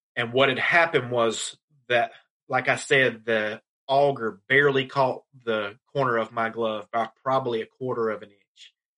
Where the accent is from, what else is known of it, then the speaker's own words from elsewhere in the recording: Laurinburg, North Carolina, United States; my hometown of Laurinburg, North Carolina